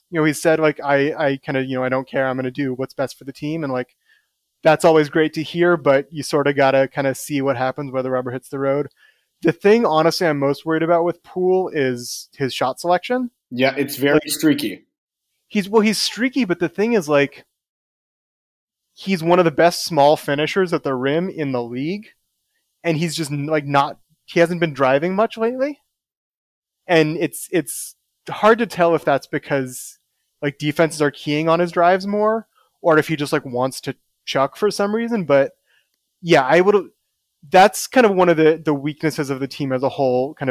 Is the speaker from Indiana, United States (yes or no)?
no; Oakland, California, United States; born there; So I was uh, I was born in Oakland